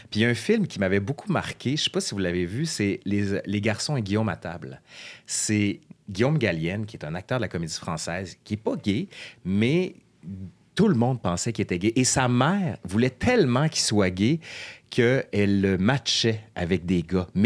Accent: Quebec City, Quebec, Canada; Moi, en fait, je viens de Québec, mais ma mère est française

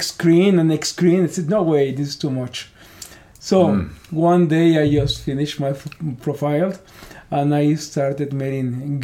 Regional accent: Mexico; English is a second language; moved away as an adult; also born or lived in Pico Rivera, California / Northern California; now in United States; I'm from Mexico.

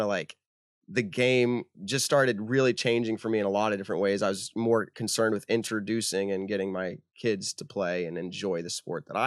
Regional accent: Leicester, Massachusetts, United States; I grew up in Leicester

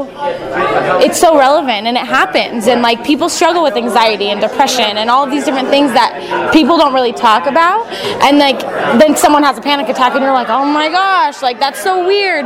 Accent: Merced, California, United States; from Merced, California

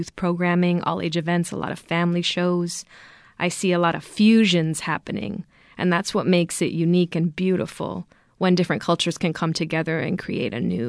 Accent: East Bay, California, United States; I'm a mixed race child and I grew up in the East Bay

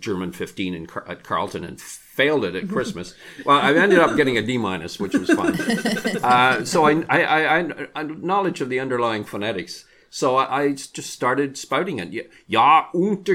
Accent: England, United Kingdom; now in Canada; as I was growing up in England, my parents had the radio on all the time.

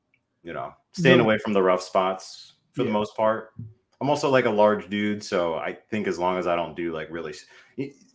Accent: Northern Virginia, United States; moved away as an adult; also born or lived in Washington, D.C.; now in Baltimore, United States; I grew up in the Northern Virginia area

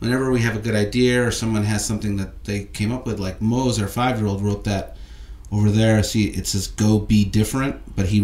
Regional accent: Chicago, Illinois, United States; moved away as an adult; now in Los Angeles, United States; I grew up watching it in Chicago. I went as a kid and in high school

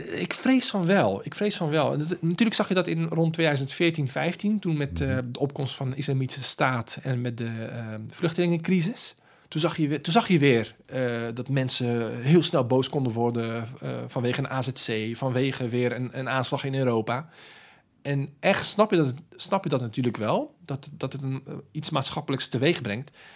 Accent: Rotterdam, South Holland, Netherlands; ik, ben geboren en getogen in Rotterdam

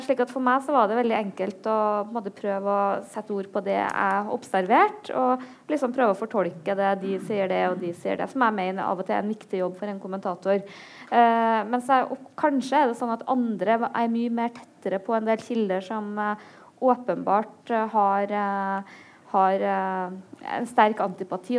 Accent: Trøndelag, Norway; vi er trøndere

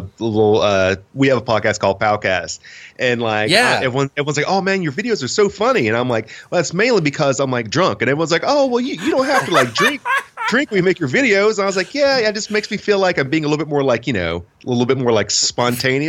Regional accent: Princeton, West Virginia, United States; I am originally from Princeton, West Virginia, which is in the most southern part of the state, and went to high school around there and everything

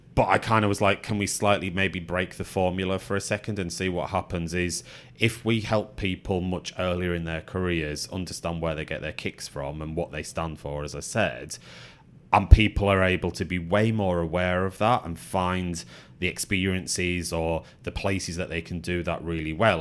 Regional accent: the Northwest, North West England, United Kingdom; moved away as an adult; now in London, United Kingdom; that's what mum and dad instilled in me growing up in the Northwest

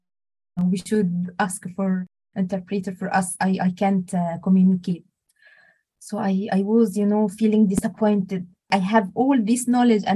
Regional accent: Egypt; English is a second language; moved away as an adult; now in Edinburgh, United Kingdom; My story started in my home country in Egypt

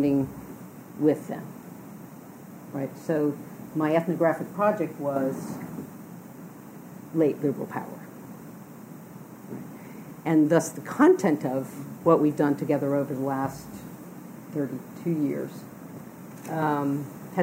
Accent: Louisiana, United States; moved away; I grew up in Louisiana woods

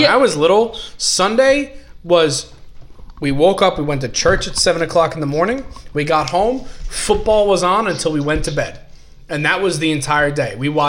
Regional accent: New Jersey, United States; I was born and raised in Jersey.

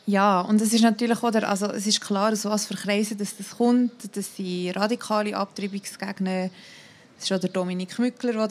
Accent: Thun, Bern, Switzerland; also ich komme aus Thun und vielleicht dort wäre es schon ein bisschen anders als in Zürich.

